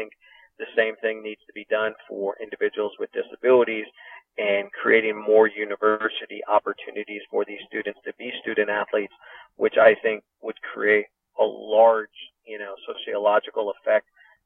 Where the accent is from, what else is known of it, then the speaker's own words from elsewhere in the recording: Connecticut, United States; this is my home state